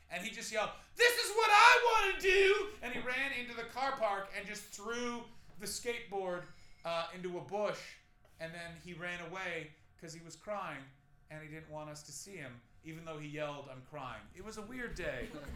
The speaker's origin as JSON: {"language": "English", "town": "Ottawa", "region": "Ontario", "country": "Canada", "tie": "born or raised there", "moved": "yes", "said": "my hometown"}